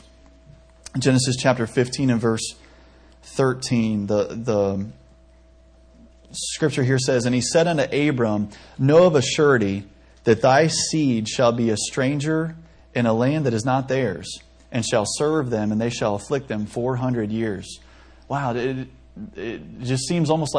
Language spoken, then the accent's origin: English; Ohio, United States; moved away as an adult; also born or lived in Tennessee; I'm from Ohio